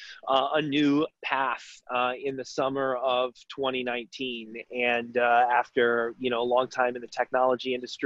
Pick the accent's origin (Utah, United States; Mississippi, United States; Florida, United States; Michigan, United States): Michigan, United States; Detroit; moved away as an adult; also born or lived in Chicago; I'm originally from Detroit.